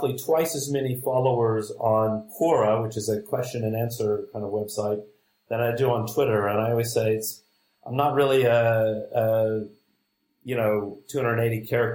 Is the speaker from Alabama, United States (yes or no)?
yes; Huntsville, Alabama, United States; I was from Huntsville, Alabama